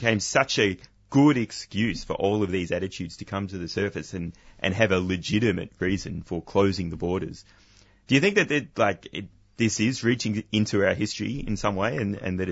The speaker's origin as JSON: {"language": "English", "country": "Australia", "said": "we're far away from a lot of other countries, and we're formerly a British colony"}